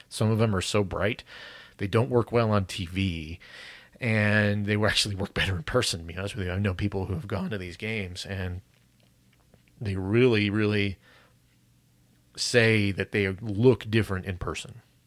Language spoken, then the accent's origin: English; United States; specifically as an American